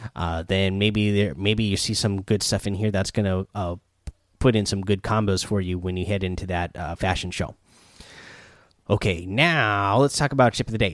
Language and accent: English; Pacific Northwest, United States; I'm from the Pacific Northwest